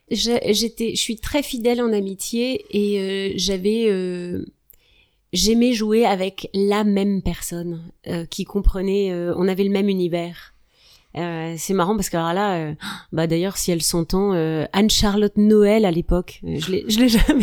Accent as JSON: {"language": "French", "region": "Hauts-de-France", "country": "France", "said": "Je suis une ch'ti."}